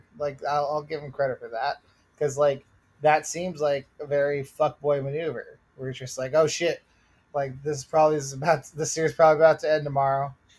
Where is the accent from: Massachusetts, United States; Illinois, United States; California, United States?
Massachusetts, United States; Boston; accent: Bostonian; my Bostonian accent goes British when I get to certain vowels.